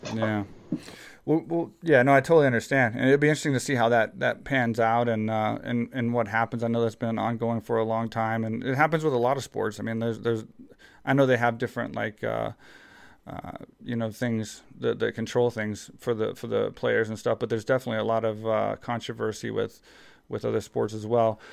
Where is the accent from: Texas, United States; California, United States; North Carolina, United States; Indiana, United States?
Texas, United States; growing up in Texas, small town Texas